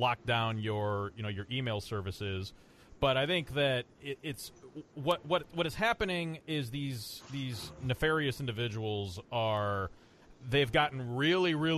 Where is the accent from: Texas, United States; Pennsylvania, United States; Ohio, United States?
Ohio, United States; now in Florida, United States; I come from Ohio, and living down in Florida